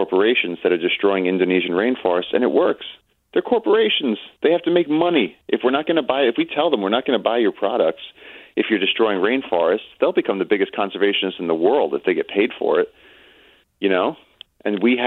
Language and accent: English; New York City, New York, United States; I'm a kid from Brooklyn